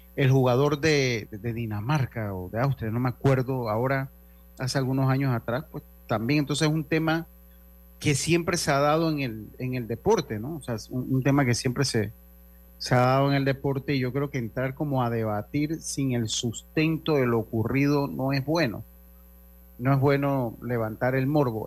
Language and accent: Spanish; Panama; todos somos panameños